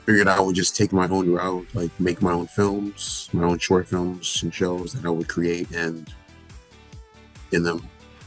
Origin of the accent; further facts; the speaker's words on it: Pembroke Pines, Florida, United States; I'm born and raised in Pembroke Pines, Florida